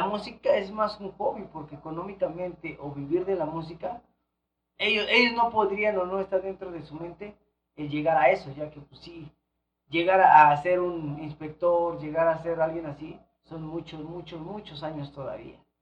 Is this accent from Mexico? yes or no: yes; Ixtapaluca, State of Mexico, Mexico; soy de Iztapaluca